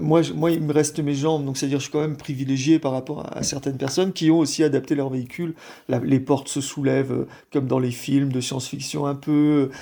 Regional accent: Brest, Brittany, France; je suis euh, français, je, suis breton, je suis né à Brest.

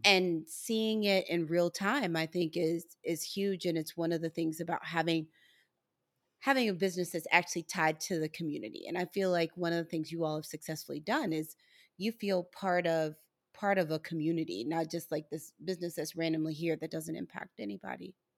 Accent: St. Louis, Missouri, United States; my hometown of Saint Louis, Missouri

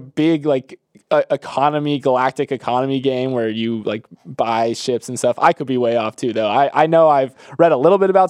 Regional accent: Florida, United States; Growing up in Florida, this was never even on my radar at all.

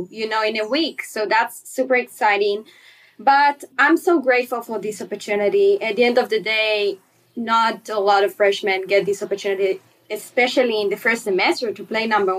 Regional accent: Herzliya, Tel Aviv District, Israel; moved away as an adult; now in Blacksburg, United States; I'm from Israel, actually, Herzliya, Israel

